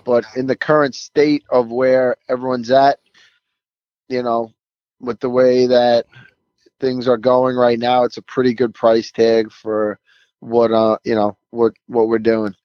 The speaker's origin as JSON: {"language": "English", "town": "New York City", "region": "New York", "country": "United States", "tie": "born or raised there", "said": "it's in my hometown"}